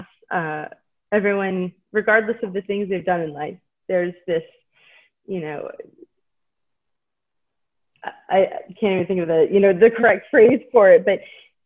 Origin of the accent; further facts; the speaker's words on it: Maine, United States; now in Hershey, United States; I was growing up in Maine